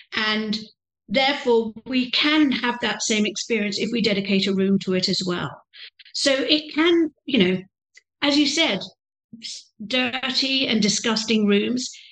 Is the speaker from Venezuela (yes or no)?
no; England, United Kingdom; moved away; I'm a British lady, young lady, you know, privately educated